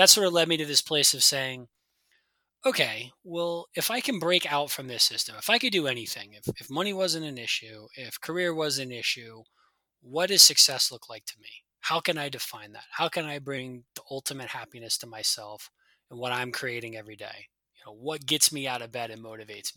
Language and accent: English; United States; moved away; I'm a Yank. I'm from the States